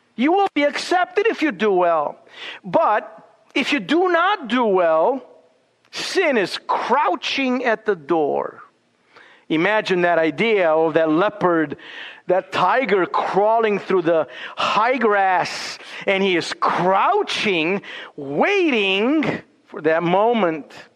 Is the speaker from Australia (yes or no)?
no; Romania; now in Boise, United States; growing up in Romania